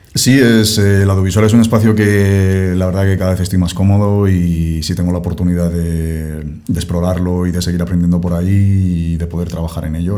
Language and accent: Spanish; Castile and León, Spain; moved away; yo soy castellano